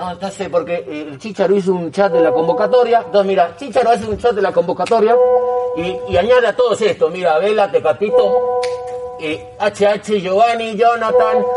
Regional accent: Argentina; Pero yo soy argentino, usted no sabe que soy argentino.

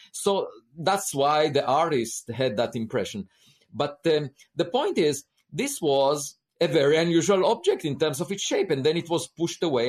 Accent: Israel; moved away as an adult; I grew up in Israel

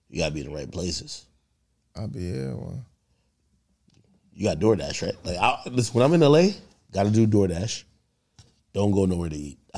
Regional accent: Jamaica; born there; also born or lived in New Jersey; hey, where you from? I was born in Jamaica. I, I, was in Jersey.

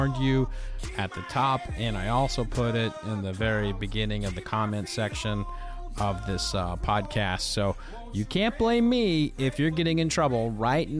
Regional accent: Oklahoma City, Oklahoma, United States; moved away as an adult; now in Kentucky, United States; I'm originally from Oklahoma

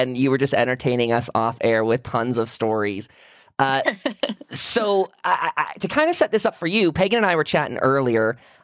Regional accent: Western Pennsylvania, United States; moved away as an adult; as a gay guy growing up in Western PA

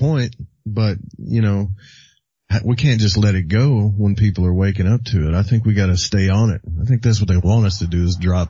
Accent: the South, United States; accent: southern; Maybe they don't like my southern accent.

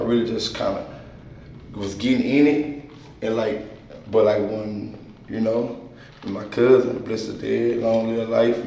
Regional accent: Shreveport, Louisiana, United States; I'm from Queensboro, man. Shreveport

